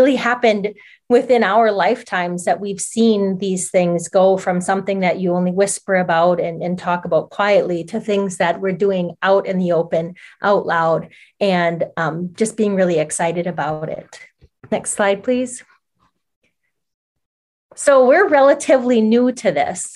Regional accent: Oneida Reservation, Duck Creek, Wisconsin, United States; I grew up near Duck Creek that runs through the Oneida Reservation.

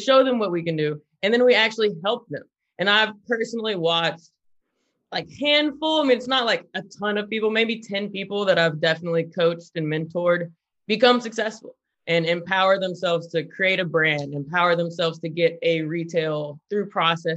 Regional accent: the South, United States; now in California, United States; We are from the South

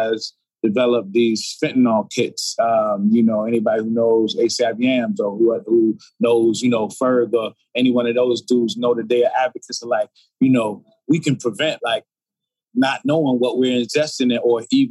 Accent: New York City, New York, United States; moved away; I'm from Brooklyn, New York

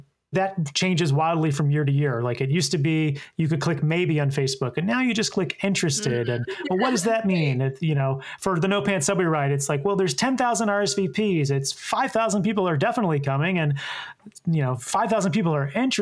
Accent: Columbia, South Carolina, United States; moved away as an adult; now in New York City, United States; my hometown of Columbia, South Carolina

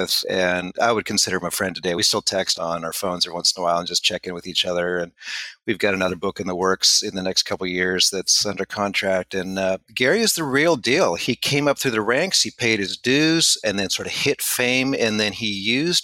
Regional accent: Canada; I was born in Canada. I was raised in Canada.

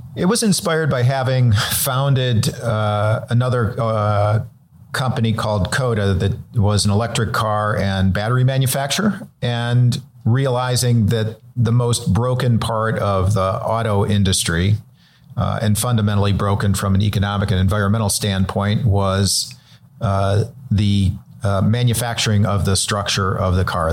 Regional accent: Cleveland, Ohio, United States; now in Los Angeles, United States; I'm originally from Cleveland, Ohio

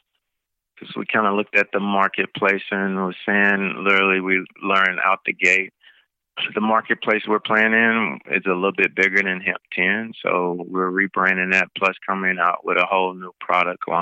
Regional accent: Jackson, Tennessee, United States; moved away; I'm originally from Jackson and wanted to be able to bring something back to my community

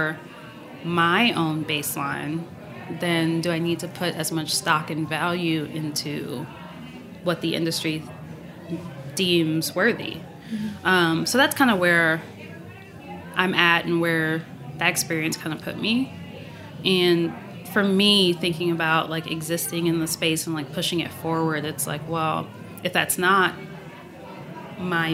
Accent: Maryland, United States; also born or lived in Boston; now in New York, United States; I'm not from New York. I grew up in Maryland, and like, and then I lived in Boston for a bit

